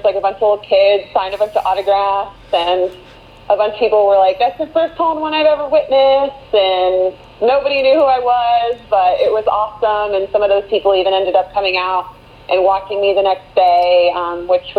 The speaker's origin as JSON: {"language": "English", "town": "Orlando", "region": "Florida", "country": "United States", "tie": "born or raised there", "said": "I'm originally from Orlando, grew up here"}